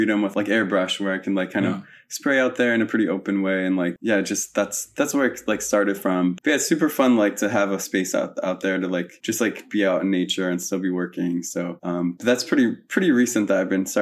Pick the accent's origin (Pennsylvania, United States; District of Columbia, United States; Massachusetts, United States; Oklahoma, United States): Pennsylvania, United States; also born or lived in Las Vegas, Nevada; my parents left when I was three, but basically they moved to Pennsylvania. So then I lived in Pennsylvania for a while